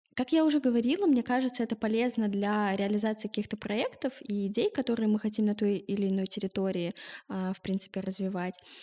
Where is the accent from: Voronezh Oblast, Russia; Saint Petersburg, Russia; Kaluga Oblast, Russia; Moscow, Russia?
Moscow, Russia; родилась и живу в Москве